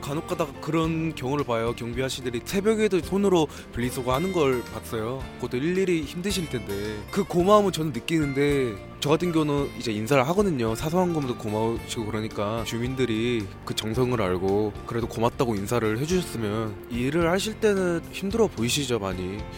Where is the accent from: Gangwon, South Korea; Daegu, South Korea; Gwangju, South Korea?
Gwangju, South Korea; 저는 광주에서 온